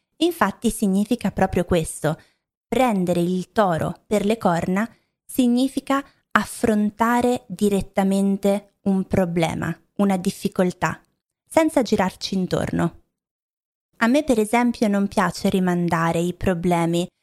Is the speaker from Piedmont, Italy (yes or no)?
no; Milan, Lombardy, Italy; also born or lived in Rome; Io non sono romana, non sono di Roma, ma ehm, sono di Milano o vicino a Milano